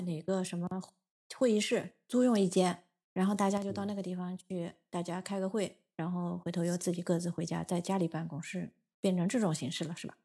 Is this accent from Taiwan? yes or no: no; China; also born or lived in Tokyo, Japan; now in Japan; 因为我们中国人有汉字